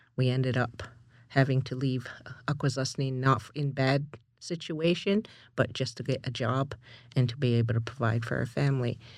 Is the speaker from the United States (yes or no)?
no; Canada; moved away; also born or lived in Six Nations / Toronto; I'm originally from Haku sas ni